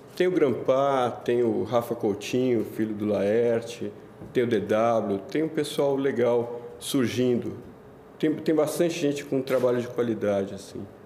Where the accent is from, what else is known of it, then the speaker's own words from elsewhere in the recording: São Paulo, Brazil; also born or lived in Itaim Paulista, São Paulo / Tatuapé, São Paulo; Eu nasci na Vila Mariana, é, morei perto do, do aeroporto ali